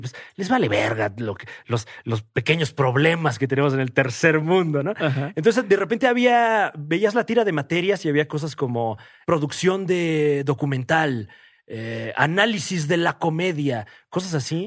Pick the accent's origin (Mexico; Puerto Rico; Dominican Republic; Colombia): Mexico